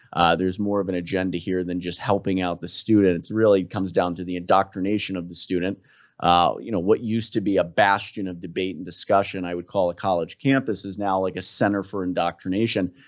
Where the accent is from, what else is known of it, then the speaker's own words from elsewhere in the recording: New Jersey, United States; I'm from Jersey